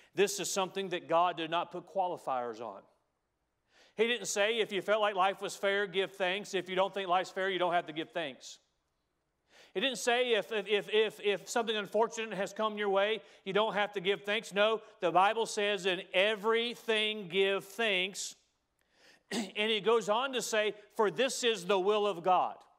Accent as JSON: {"language": "English", "country": "United States", "said": "we as Americans"}